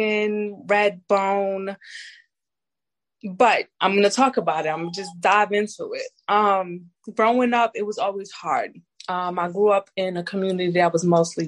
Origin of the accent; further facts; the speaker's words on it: New York City, New York, United States; I am from Brooklyn, New York. Yes, I am Brooklyn, New York, born and raised